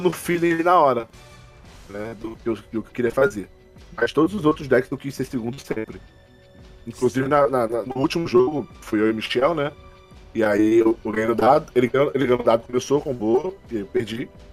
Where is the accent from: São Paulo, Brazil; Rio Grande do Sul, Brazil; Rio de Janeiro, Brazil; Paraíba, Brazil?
Rio de Janeiro, Brazil; eu sou do Rio de Janeiro